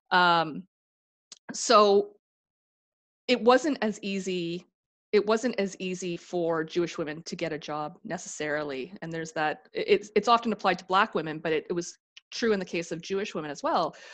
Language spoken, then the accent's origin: English; Canada; Jews are considered Canadian. We're white. We're Canadian.